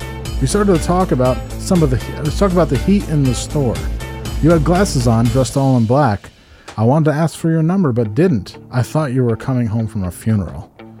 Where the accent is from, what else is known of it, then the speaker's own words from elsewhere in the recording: Glens Falls, New York, United States; this one's from Glens Falls, my hometown.